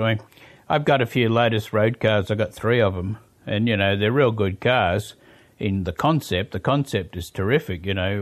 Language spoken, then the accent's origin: English; Sydney, New South Wales, Australia; moved away as an adult; now in New Zealand; I was born in Australia